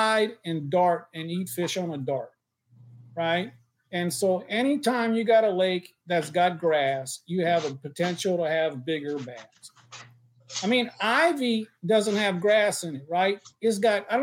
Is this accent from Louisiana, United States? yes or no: yes; Louisiana, United States; I'm from Louisiana